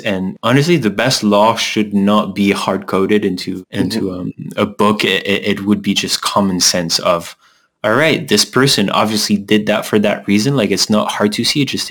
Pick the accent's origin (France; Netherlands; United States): France; moved away; also born or lived in Canada; we're both from France